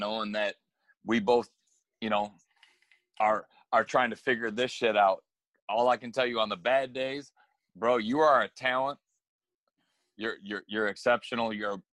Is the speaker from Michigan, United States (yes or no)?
yes; Michigan, United States; I'm from Michigan